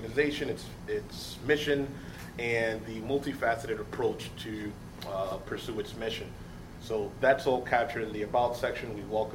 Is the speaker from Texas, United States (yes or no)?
no; New York City, New York, United States; I was born and raised in Harlem